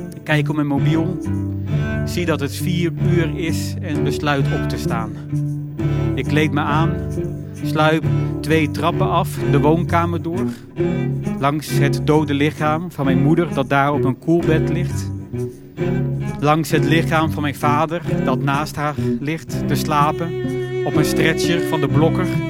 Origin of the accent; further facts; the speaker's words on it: northern Netherlands, Netherlands; moved away; In een doorsnee dorp met doorzonwoningen hoog in het noorden van Nederland